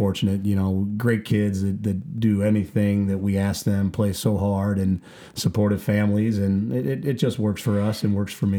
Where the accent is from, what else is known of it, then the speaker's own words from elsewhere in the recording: Affton, Missouri, United States; So I'm a South County guy. Okay. I grew up in Afton. Went to Vianney.